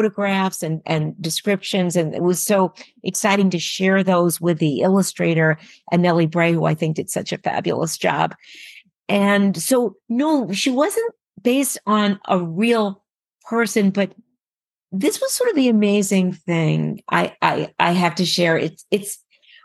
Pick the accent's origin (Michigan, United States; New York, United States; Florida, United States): New York, United States; New York City; now in Texas, United States; I'm originally a New Yorker.